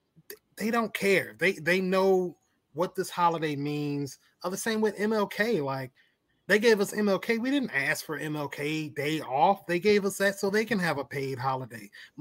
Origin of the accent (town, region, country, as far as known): Mississippi, United States; born or raised there